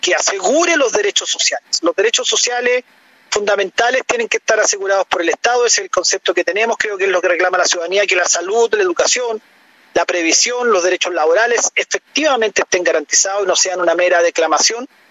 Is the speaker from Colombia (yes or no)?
no; Chile; como ciudadano chileno, como, como una persona que quiere lo mejor para nuestro país